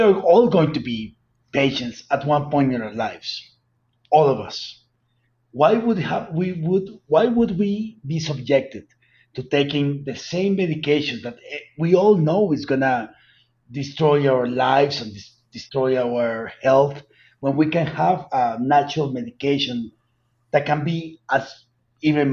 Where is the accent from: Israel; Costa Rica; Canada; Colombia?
Colombia; accent: heavy accent; where I'm from Colombia